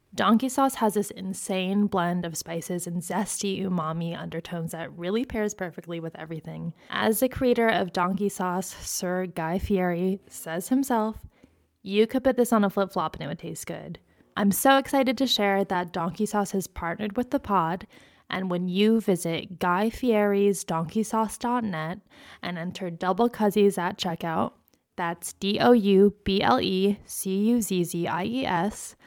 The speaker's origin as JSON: {"language": "English", "town": "Phoenix", "region": "Arizona", "country": "United States", "tie": "born or raised there", "said": "both of us were born and raised in Phoenix, Arizona. I have stayed in Phoenix in and around Phoenix my entire life thus far."}